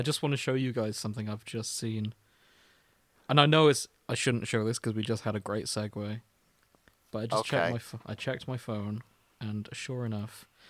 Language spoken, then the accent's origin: English; United Kingdom; we're British